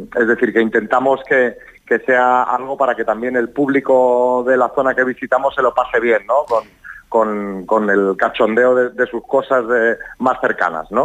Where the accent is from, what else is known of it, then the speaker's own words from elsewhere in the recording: Barcelona, Catalonia, Spain; moved away as an adult; now in Madrid, Spain; Yo soy de Barcelona, cuando vivía en Barcelona